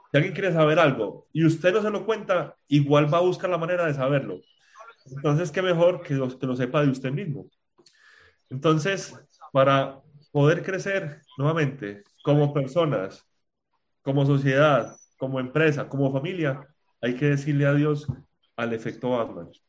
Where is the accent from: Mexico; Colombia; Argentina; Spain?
Spain; moved away; Yo vine de España y dije, yo voy a confiar en la gente.